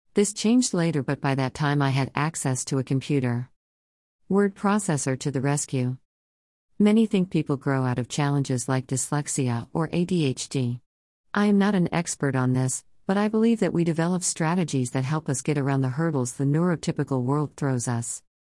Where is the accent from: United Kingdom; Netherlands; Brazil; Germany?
Germany; English is a second language; moved away as an adult; now in Canada; I was born and raised in Germany